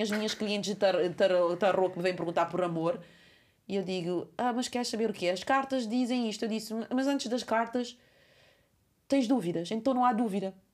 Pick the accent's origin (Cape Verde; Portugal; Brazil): Cape Verde; a minha terra é Cabo Verde